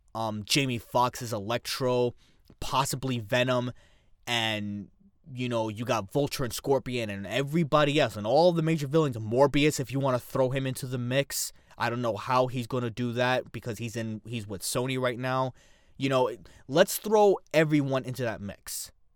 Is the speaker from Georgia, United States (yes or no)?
no; New York City, New York, United States; I'm from the Bronx